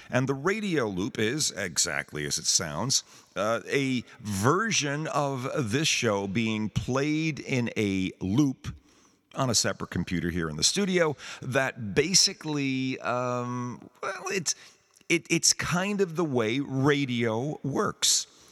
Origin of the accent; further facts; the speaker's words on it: New York, United States; being a New Yorker